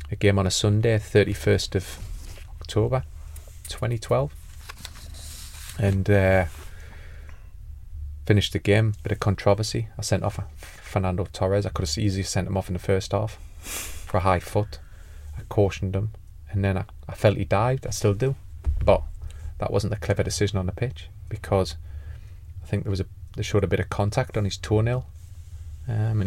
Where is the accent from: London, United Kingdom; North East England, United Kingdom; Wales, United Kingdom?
North East England, United Kingdom; Newcastle upon Tyne; I'm a Geordie